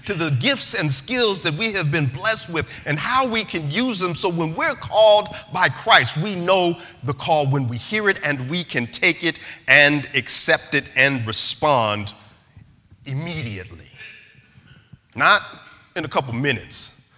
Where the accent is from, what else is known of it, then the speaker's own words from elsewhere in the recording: Denver, Colorado, United States; also born or lived in Savannah, Georgia; I was from Denver, Colorado